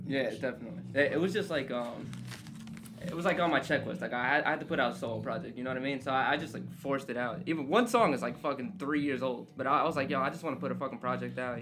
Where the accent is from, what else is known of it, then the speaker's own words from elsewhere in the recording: Jersey City, New Jersey, United States; I grew up in Jersey City my whole life